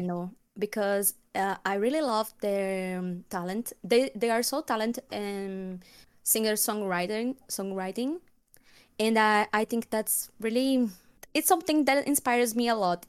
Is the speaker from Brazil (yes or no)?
yes; Alagoas, Brazil; first language Portuguese; English is a second language; I'm from Brazil, born and raised.